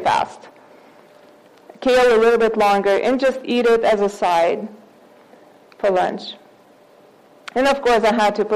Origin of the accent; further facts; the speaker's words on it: Russia; now in United States; I'm from Russia, so we used to eat beets all the time